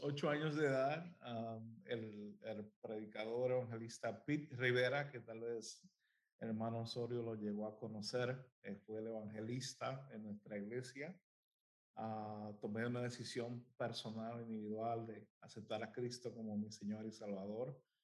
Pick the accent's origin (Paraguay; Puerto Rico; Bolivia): Puerto Rico; now in United States; soy de Puerto Rico. Ah, este, ahí nací, nací, crecí en, en hogar de pastor.